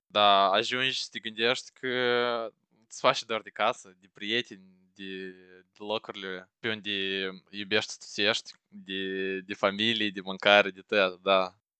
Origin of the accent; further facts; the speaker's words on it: Moldova; moved away as an adult; now in United Kingdom; Eu trăiesc în Marea Britanie și am trăit toată viața mea în Moldova